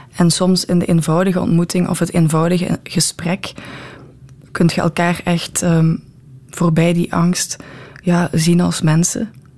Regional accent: Bree, Flanders, Belgium; ik ben van Bree afkomstig

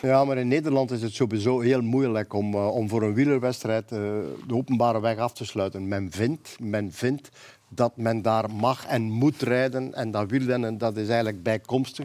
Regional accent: Flanders, Belgium; Bij ons in Vlaanderen

